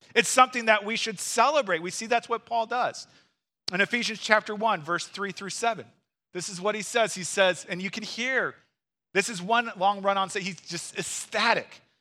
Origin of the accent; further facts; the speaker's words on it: Missouri, United States; now in Wisconsin, United States; I'm from Missouri